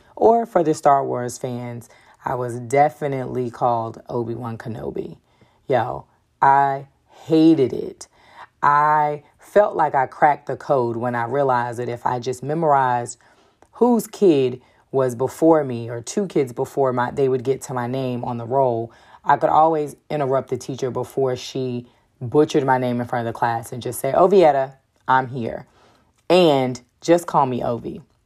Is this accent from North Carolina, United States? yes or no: yes; Durham, North Carolina, United States; being born and raised in Durham definitely has its perks